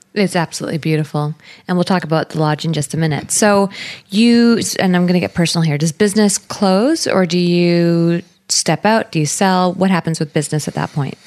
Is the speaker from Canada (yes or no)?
yes; British Columbia, Canada; Being a British Columbian